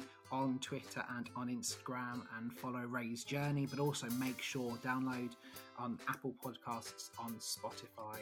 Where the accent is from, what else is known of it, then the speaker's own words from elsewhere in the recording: Eastbourne, South East England, United Kingdom; I'm from Eastbourne, so the other side of Brighton.